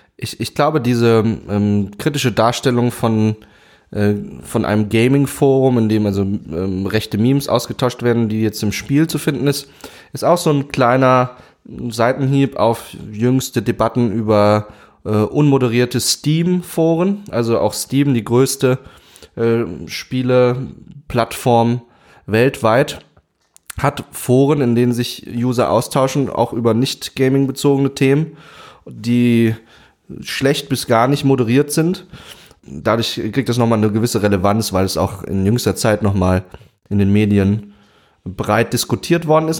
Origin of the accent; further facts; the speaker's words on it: Saxony, Germany; ich bin in Sachsen aufgewachsen